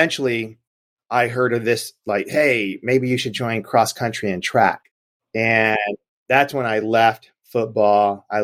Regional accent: Gary, Indiana, United States; growing up in Gary, Indiana, we did it all

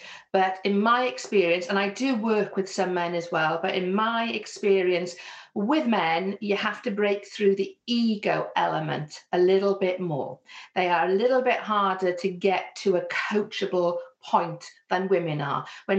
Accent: Wales, United Kingdom; accent: Welsh; although you can hear very clearly I have a Welsh accent, my Welsh accent is actually much more neutral compared to some of the places that I moved to. So I had some people that pick me up on my accent and my different way of saying things.

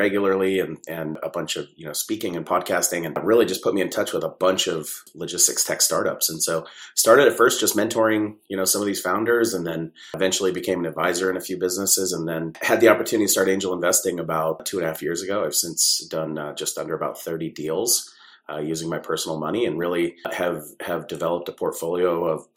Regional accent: San Diego, California, United States; I grew up mostly in San Diego, California.

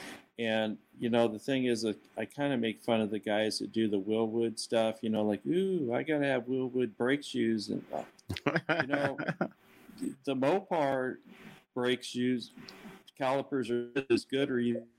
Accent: Oregon, United States; also born or lived in Seattle; now in Arlington, United States; I'm originally from Oregon. I'm from the Northwest, the rainy Northwest.

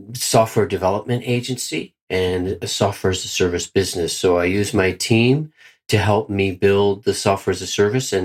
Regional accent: Bermuda; moved away as an adult; also born or lived in Mexico; now in Switzerland; originally from Bermuda, and I have not lived in Bermuda probably for about 11 years

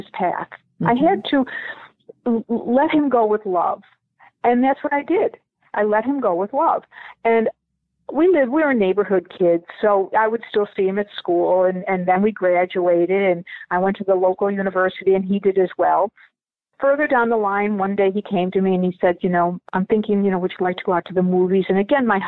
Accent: Buffalo, New York, United States; also born or lived in Dublin, Ireland; I was born in Dublin, Ireland, and adopted into a family in Buffalo, New York. I grew up in Buffalo

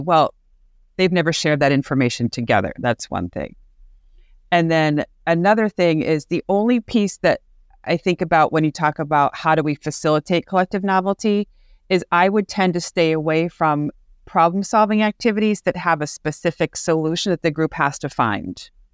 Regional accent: Amherst, Massachusetts, United States; I'm from Amherst, Mass

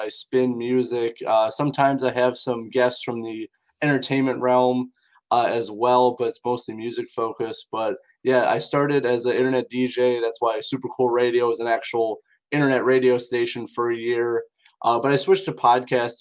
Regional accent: Indiana, United States; in my area, which I'm from Indiana in the United States

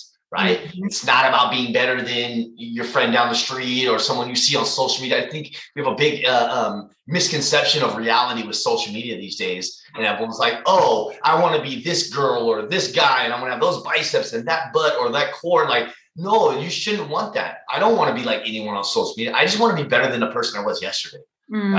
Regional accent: San Jose, California, United States; also born or lived in Hayward, California; I am from California, the Bay Area. I grew up in San Jose, but I'm currently living in Hayward, which is near Oakland

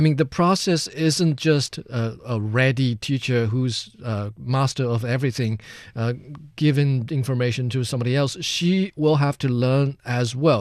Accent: central China, China; my hometown, which is in central China

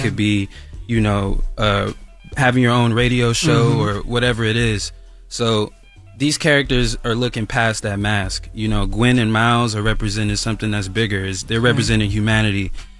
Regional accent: Lithonia, Georgia, United States; I grew up in Lithonia, Georgia. I used to have two pairs of sneakers.

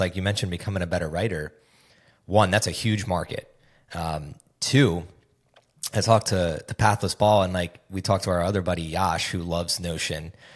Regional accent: East Coast of the United States, United States; moved away as an adult; also born or lived in Nashville, Tennessee; now in Austin, United States; I grew up on the East Coast of the United States, uh, for twenty-four years until I moved to Nashville, Tennessee

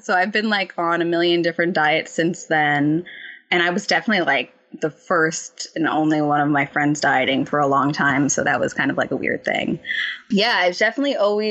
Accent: New Jersey, United States; born and raised in New Jersey

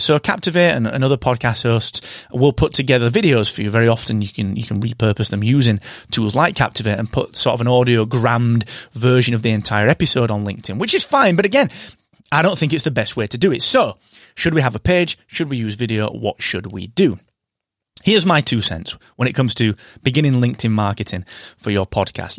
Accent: United Kingdom

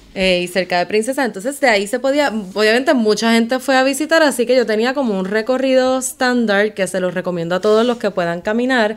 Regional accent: Puerto Rico; nosotros como buenos puertorriqueños

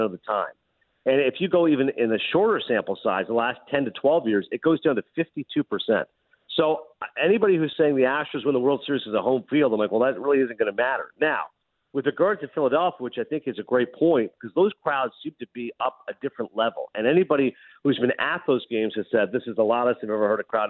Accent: Canada; us as Canadians

